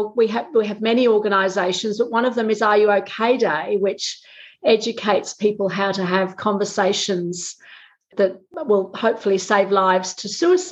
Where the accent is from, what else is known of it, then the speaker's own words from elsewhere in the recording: England, United Kingdom; accent: Australian; now in Australia; I moved to Australia to live in 1988. So, look, many Australians don't know I'm English, but when I go back to England, everybody thinks I have an Australian accent.